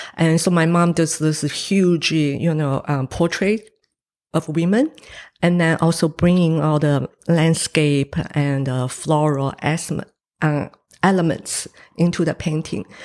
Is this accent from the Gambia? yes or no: no; Taiwan; English is a second language; now in New Zealand; I was born in Taiwan